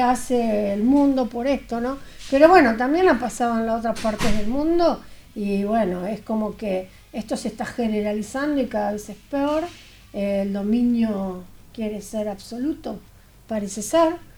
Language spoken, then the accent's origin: Spanish; Tres de Febrero, Buenos Aires Province, Argentina; Yo soy de 3 de febrero